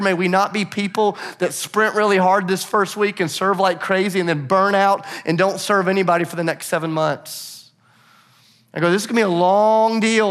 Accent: Nashville, Tennessee, United States; I'm from Nashville

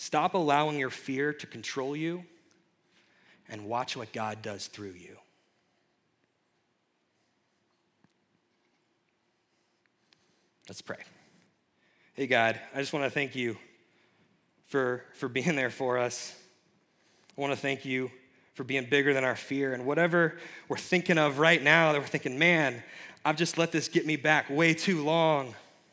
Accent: Kentucky, United States; moved away as an adult; I had to move far away. I'm from Kentucky

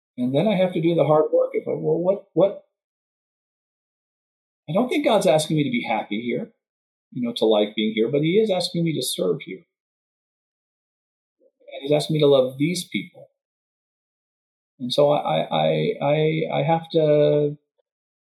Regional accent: Texas, United States; now in Madison, United States; I'm originally from Texas

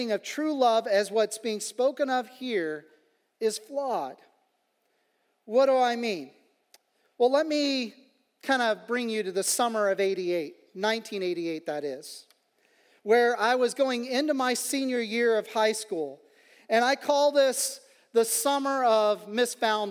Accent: Kansas City, Kansas, United States; where I was from the Kansas City, Kansas side of things

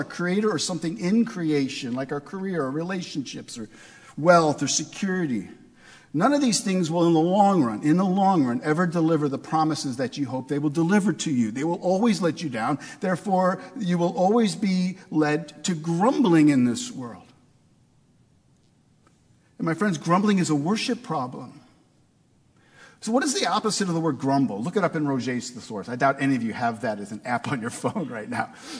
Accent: St. Louis, Missouri, United States; I grew up in St. Louis, Missouri.

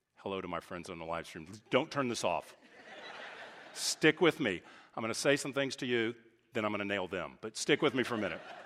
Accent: Texas, United States; moved away as an adult; also born or lived in California; now in Dallas, United States; I grew up in Texas

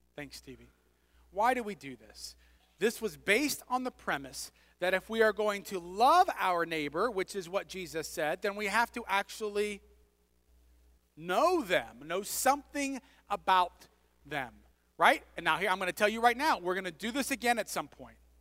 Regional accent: United States; moved away as an adult; also born or lived in Scotland

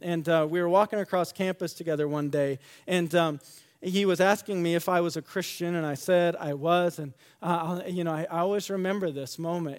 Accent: West Michigan, United States; I grew up in West Michigan

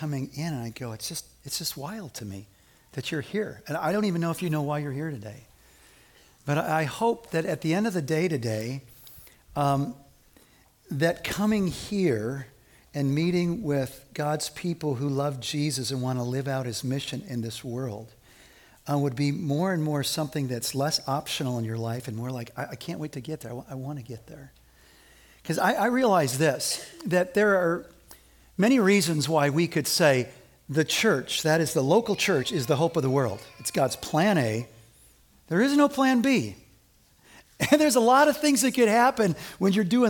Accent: Evanston, Illinois, United States; I grew up in Evanston

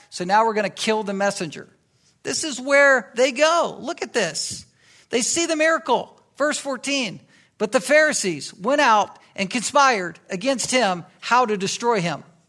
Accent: Virginia Beach, Virginia, United States; I grew up in Virginia, and, um, in Virginia Beach

